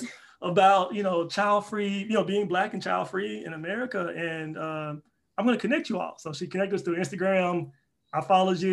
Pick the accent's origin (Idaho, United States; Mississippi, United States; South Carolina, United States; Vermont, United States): Mississippi, United States; Pascagoula; moved away as an adult; now in Texas, United States; I'm born and raised in Pascagoula, Mississippi, which is a small city